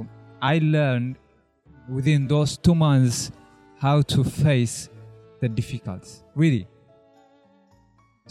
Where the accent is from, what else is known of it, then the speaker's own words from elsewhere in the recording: Eritrea; moved away as an adult; now in Israel; I'm from Eritrea. I've been in Israel since 2000, in the middle of 2010, almost 9 years.